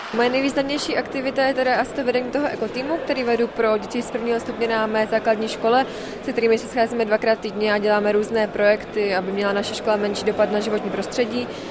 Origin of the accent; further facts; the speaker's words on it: Czechia; od malečka jsem vyrůstala na malé vesnici v Národním parku Šumava